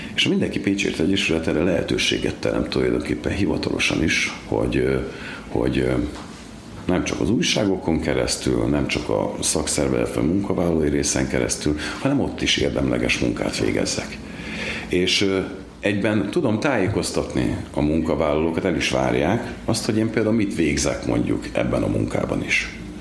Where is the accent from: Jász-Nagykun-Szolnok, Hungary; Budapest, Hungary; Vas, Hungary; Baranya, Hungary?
Baranya, Hungary; Komló; moved away as an adult; now in Pécs, Hungary; Igaz, hogy Komlón születtem, 33 évig Komlón is laktam, dolgoztam a bányáknál, később költöztem idebe Pécsre